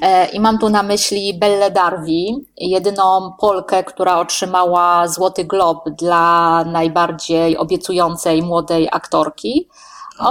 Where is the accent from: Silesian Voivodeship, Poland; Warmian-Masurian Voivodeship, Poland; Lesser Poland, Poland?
Silesian Voivodeship, Poland; Sosnowiec; urodziłam się w Sosnowcu dawno temu, więc e, chyba siłą rzeczy jestem, można powiedzieć, trochę lokalną patriotką